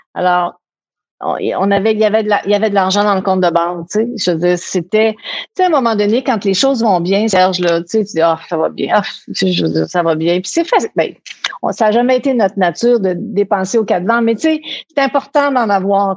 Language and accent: French; Quebec City, Quebec, Canada; on était à Québec, on vivait à Québec, de Québec